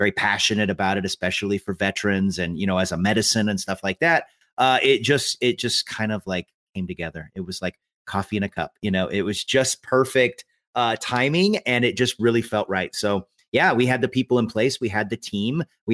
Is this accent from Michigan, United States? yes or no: no; Eastern Washington, United States; I grew up in Eastern Washington